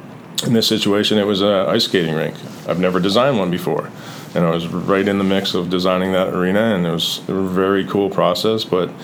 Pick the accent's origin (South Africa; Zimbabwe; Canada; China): Canada; moved away; growing up in Canada